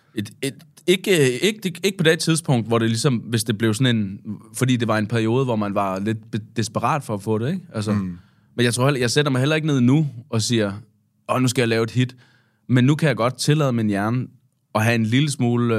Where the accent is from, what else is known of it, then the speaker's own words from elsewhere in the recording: Svendborg, Southern Denmark, Denmark; i Svendborg øh, hvor jeg er fra